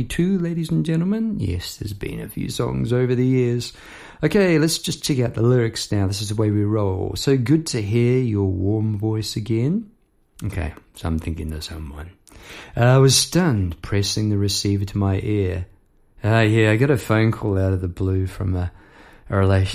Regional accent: Palmerston North, Manawatū-Whanganui, New Zealand; moved away; I'd left my hometown, Palmerst North, behind at that stage

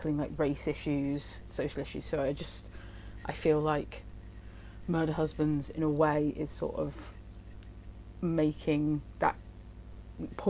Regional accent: Hereford, West Midlands, United Kingdom; I grew up in Hereford, which is literally like a couple of towns along from Gloucester

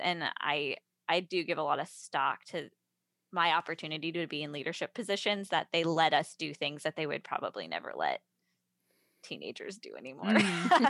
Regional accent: Carmel, California, United States; moved away as an adult; also born or lived in Seattle, Washington; now in Nashville, United States; I come from the Carmel Monterey area, which is about two hours south of San Francisco

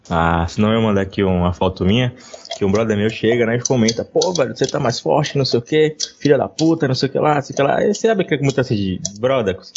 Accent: Bahia, Brazil; e eu sou baiano.

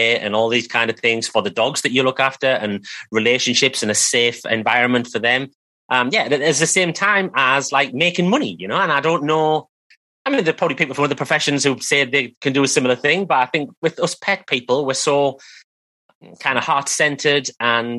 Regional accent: United Kingdom; accent: British; I am British. That's why I sound like this

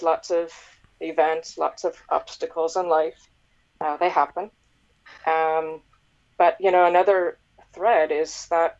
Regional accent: Nova Scotia, Canada; moved away as an adult; also born or lived in North America; So I was born and raised in Nova Scotia, and then as life would have it, I went to various universities and I worked all over North America, and I eventually moved back here

